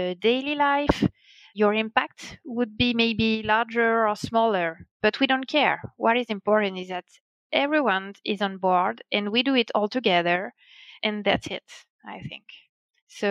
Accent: France

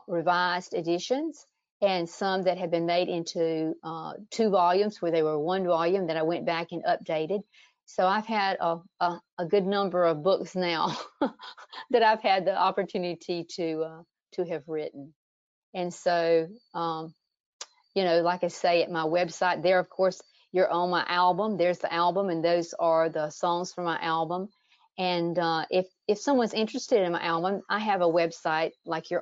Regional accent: South Georgia, United States; growing up on a little South Georgia farm.

